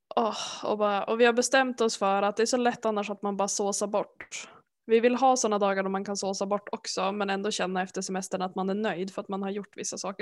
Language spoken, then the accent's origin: Swedish; village near the Hemsön ferry, Västernorrland County, Sweden; moved away; utanför byn där jag kommer ifrån så finns det ju en färg, ett färjeläge. Och då kan man åka över till en ö som heter Hemsön